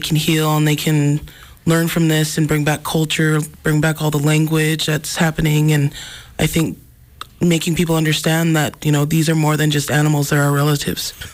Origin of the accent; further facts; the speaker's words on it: Browning, Montana, United States; I come from the Blackfeet community. I was born and raised in, in Browning